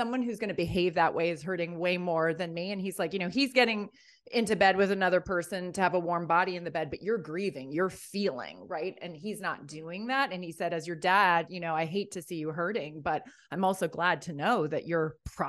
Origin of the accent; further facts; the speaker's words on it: Ireland; I'm from Ireland. I lived there as a kid.